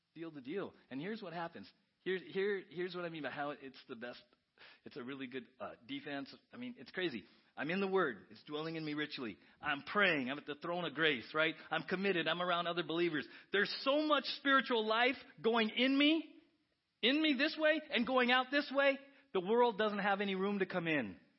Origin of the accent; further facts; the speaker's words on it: San Diego, California, United States; I grew up in San Diego as a Padre fan